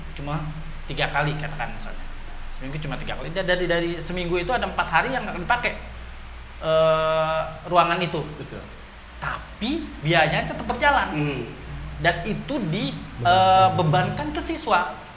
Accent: Betawi, Jakarta, Indonesia; saya dari Betawi

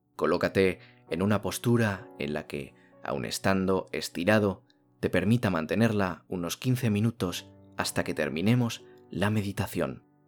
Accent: Spain; en mi país ha nevado muchísimo

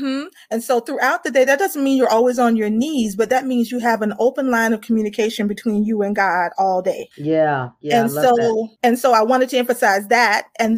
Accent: Atlanta, Georgia, United States; I've been in Atlanta, Georgia for a very long time. So I say I'm from Atlanta

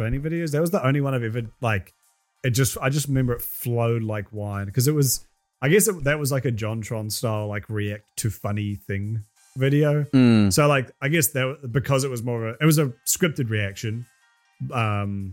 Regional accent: New Zealand; born or raised there

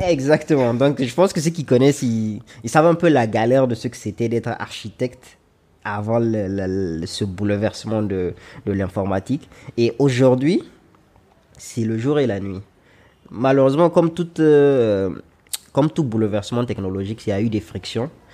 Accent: Niger; also born or lived in Lomé, Togo; je suis nigérien, j'ai 29 ans et je suis architecte

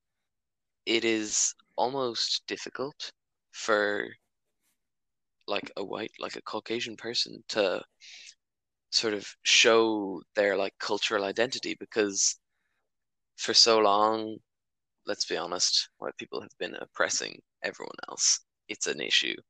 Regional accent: Ireland; I'm not from Britain, I'm from Ireland

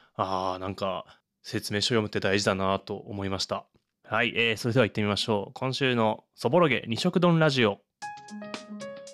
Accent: Urayasu, Chiba, Japan; moved away as an adult; also born or lived in Nagano, Nagano; now in Kyojima, Tokyo, Japan; 僕は多分暮らしていた時期だけで言えば引っ越してからの高校を卒業するまでの浦安がまあ長い

